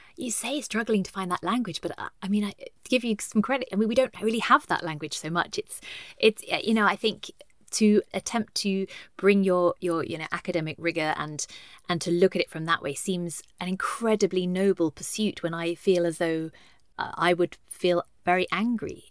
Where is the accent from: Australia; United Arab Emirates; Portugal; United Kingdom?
United Kingdom